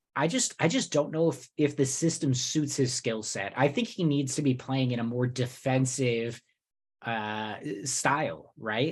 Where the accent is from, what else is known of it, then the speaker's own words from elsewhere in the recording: New Jersey, United States; I grew up in Jersey